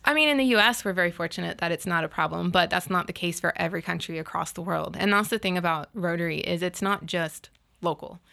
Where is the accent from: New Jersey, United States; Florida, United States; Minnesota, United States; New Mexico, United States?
Florida, United States; Panama City; I grew up in Panama City, and we actually, as, when I was in school, got to design a park